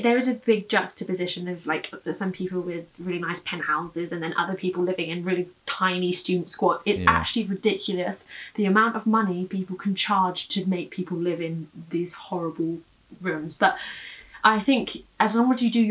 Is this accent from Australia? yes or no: no; Brighton, South East England, United Kingdom; moved away as an adult; now in London, United Kingdom; I've been living in Brighton for 20 years